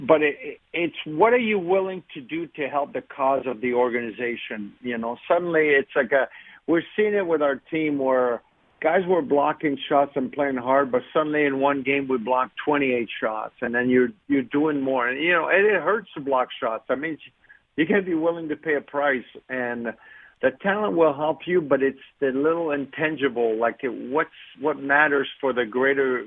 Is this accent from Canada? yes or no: yes; Canada; as a kid growing up in Canada